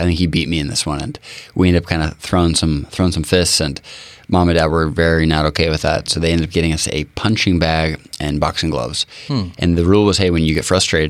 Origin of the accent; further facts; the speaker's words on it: Bainbridge Island, Washington, United States; also born or lived in Redmond, Washington / Seattle, Washington; I was born in Redmond, spent my first 3 months on Finney Ridge in Seattle, and then the folks moved over January 1989 to Bainbridge. And yeah, we've been there since